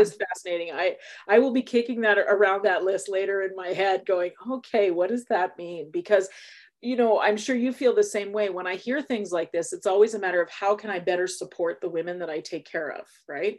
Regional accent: Canada; we're Canadian

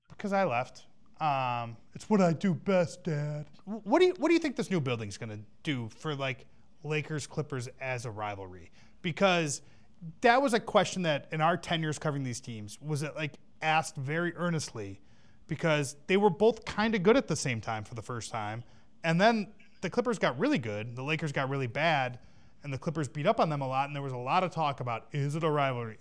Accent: Chicago, Illinois, United States; I am from Chicago

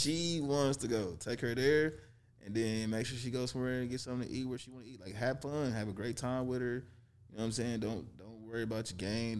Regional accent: Kansas City, Missouri, United States; moved away; also born or lived in Detroit, Michigan; I was born in Detroit, raised in Kansas City, Missouri

